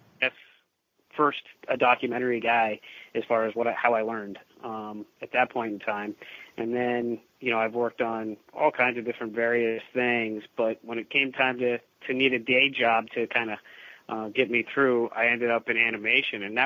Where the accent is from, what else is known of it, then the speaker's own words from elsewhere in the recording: Indianapolis, Indiana, United States; I grew up primarily in Indianapolis, Indiana